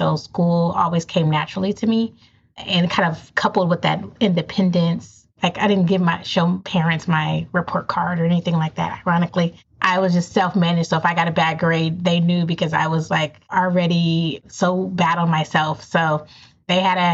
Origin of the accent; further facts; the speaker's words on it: Inglewood, California, United States; Born and raised in Southern California. So grew up in Inglewood